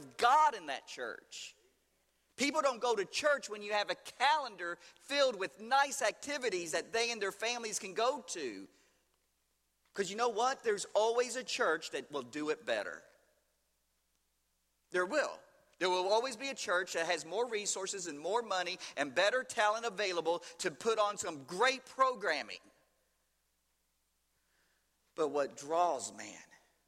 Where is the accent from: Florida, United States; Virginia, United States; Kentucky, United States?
Kentucky, United States; Louisville; St. Matthew's Baptist Church in Louisville, Kentucky, my hometown.